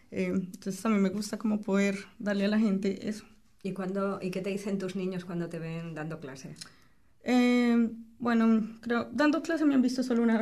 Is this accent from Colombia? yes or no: yes; Colombia; moved away